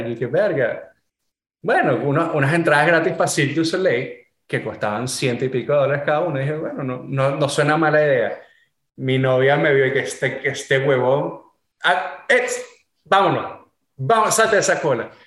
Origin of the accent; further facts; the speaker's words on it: Venezuela; moved away; also born or lived in Florida, United States / California, United States; yo al final soy venezolano